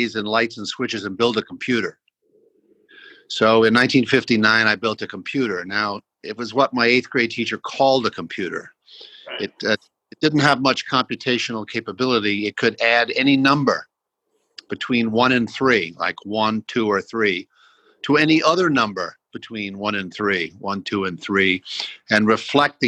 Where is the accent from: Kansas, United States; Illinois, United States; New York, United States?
New York, United States; New York City; also born or lived in Boston area / Palo Alto; now in Austin, United States; I was born in Brooklyn, 1946